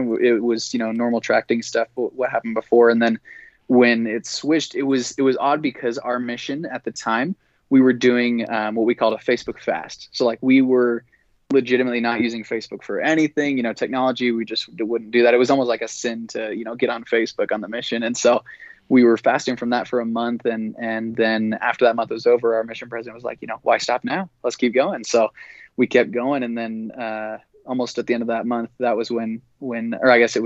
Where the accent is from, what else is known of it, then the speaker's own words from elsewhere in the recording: Utah, United States; growing up in Utah, growing up in the church